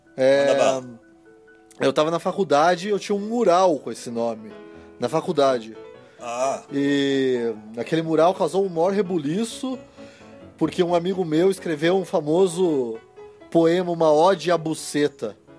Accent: Curitiba, Paraná, Brazil; Eu nem me considero paranaense, eu sou curitibano

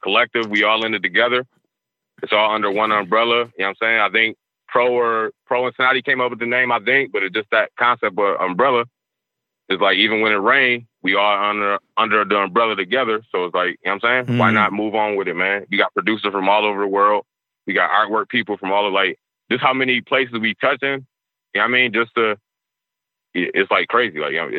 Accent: Niagara Falls, New York, United States; I knew Gasol just growing up in Niagara Falls, being in the projects, you know what I'm saying?

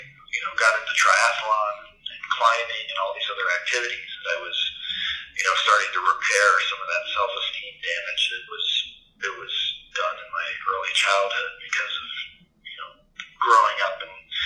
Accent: Pennsylvania, United States; also born or lived in Boston, Massachusetts; now in Colorado, United States; I grew up in Pennsylvania

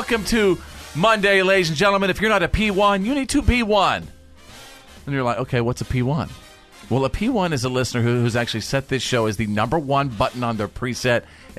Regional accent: Bowie, Texas, United States; in Bowie, Texas, my hometown.

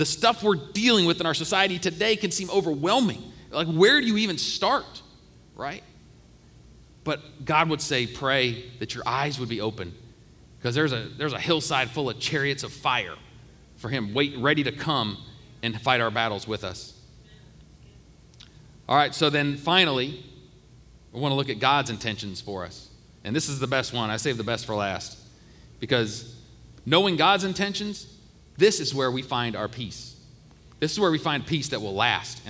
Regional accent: Ohio, United States; I grew up in Ohio

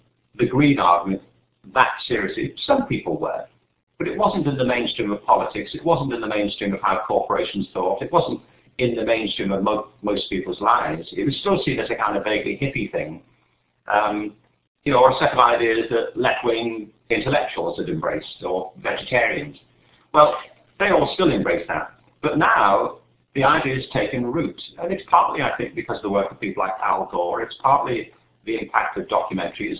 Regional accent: England, United Kingdom; I was growing up in England, you know, in the 50s and 60s

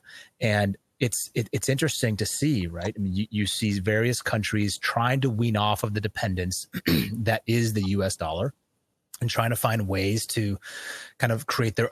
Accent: United States; I, as an American

